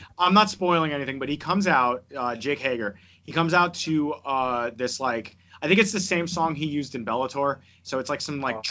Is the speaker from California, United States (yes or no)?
no; Georgia, United States; AJ Styles comes out and just fucking wah, because I'm from Georgia.